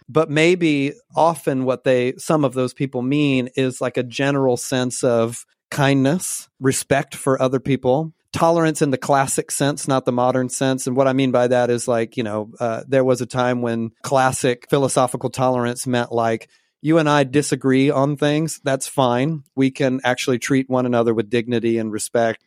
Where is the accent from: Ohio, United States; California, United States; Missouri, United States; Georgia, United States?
Georgia, United States; also born or lived in Portland, Oregon; now in Pacific Northwest, United States; my church on a regular basis in Georgia